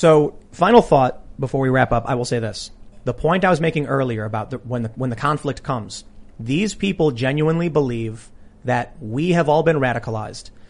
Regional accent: Chicago, Illinois, United States; I have friends that I used to skate with every day that I grew up in Chicago

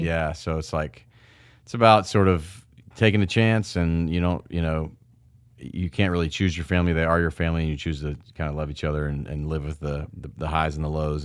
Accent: Memphis, Tennessee, United States; to see Memphis and to see my hometown.

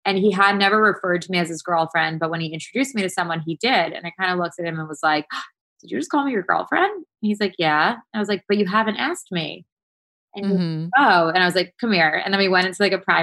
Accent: Quebec, Canada; moved away; I'm from Quebec, and I've lived in the city for what, like 10 plus years

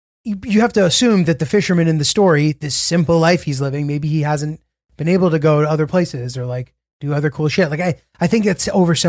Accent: Connecticut, United States; also born or lived in New York City, United States; I was born in New York City. I was born in New York City. I lived here when I was little, very little. And, you know, my migrant parents, like classic fucking, you know, New York shit. And then my dad got a job and we moved to rural Connecticut.

